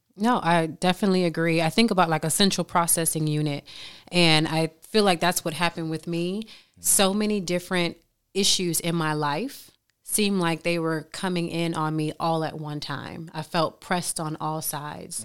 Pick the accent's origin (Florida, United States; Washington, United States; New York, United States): Florida, United States; Miami; moved away; I came from Miami, single family home